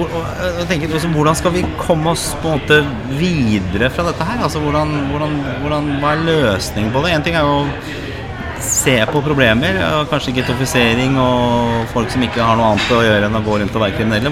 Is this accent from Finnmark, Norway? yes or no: no; Oslo, Norway; also born or lived in Lindeberg, Oslo; er jo født og oppvokst på Torshov og, og Grünerløkka